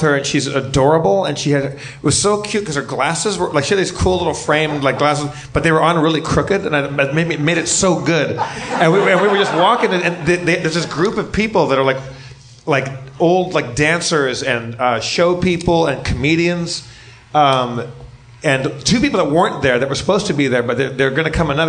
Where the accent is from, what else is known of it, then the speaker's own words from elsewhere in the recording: Sweden; born there; I was like, I was born in Sweden.